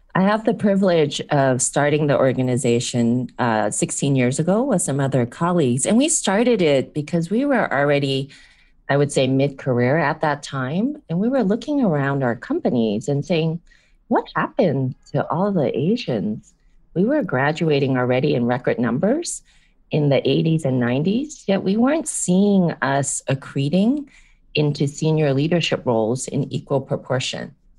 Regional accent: San Francisco, California, United States; first language English; also born or lived in Hong Kong; I was born in Hong Kong, raised here in San Francisco.

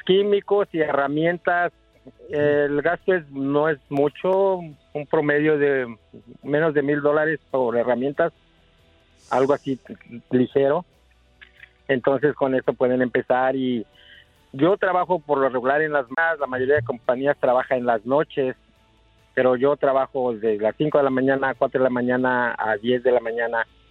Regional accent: Morelos, Mexico; moved away; yo nací en Cuauhtlisco, Morelos

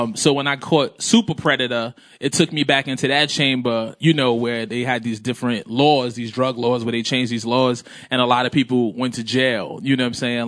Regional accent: New York City, New York, United States; I grew up in Brooklyn

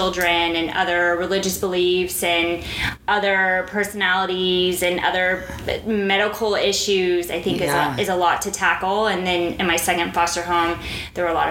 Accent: Fort Worth, Texas, United States; moved away as an adult; also born or lived in France / Dubai, United Arab Emirates; I was born in Fort Worth, Texas

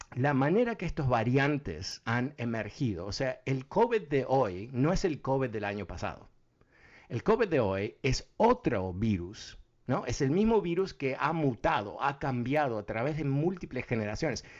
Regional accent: Uruguay; Yo soy uruguayo.

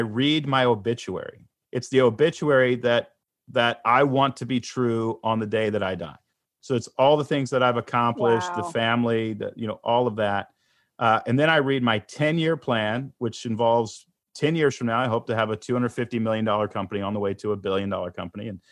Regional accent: Houston, Texas, United States; moved away as an adult; also born or lived in Portland, Oregon; I grew up in Houston, Texas. I lived in Portland, Oregon.

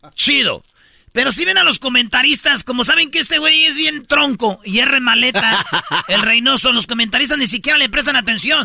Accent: Mexico; Yo soy mexicano

